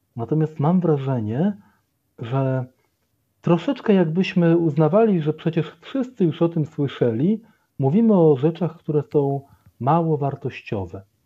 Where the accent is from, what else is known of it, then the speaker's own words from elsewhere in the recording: Poland; urodziłem się jeszcze w państwie komunistycznym, to generalnie całe moje życie przypadło na czasy wolnej Polski demokratycznej